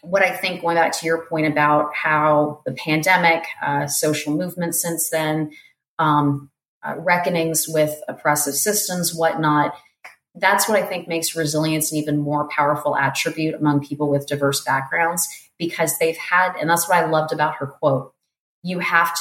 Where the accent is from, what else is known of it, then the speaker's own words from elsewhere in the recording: South Florida, United States; moved away as an adult; also born or lived in Portland, Oregon; I'm from South Florida